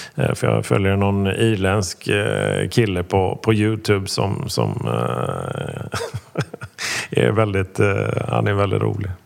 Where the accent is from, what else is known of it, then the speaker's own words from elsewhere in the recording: Gothenburg, Västra Götaland, Sweden; jag dessutom då är från Göteborg.